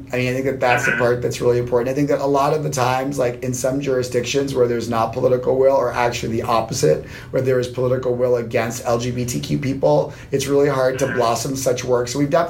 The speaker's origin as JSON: {"language": "English", "town": "New York City", "region": "New York", "country": "United States", "said": "I had that experience as a New Yorker."}